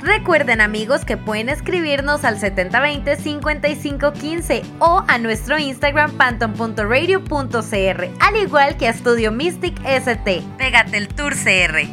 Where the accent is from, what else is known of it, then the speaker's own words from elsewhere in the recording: Costa Rica; como ticos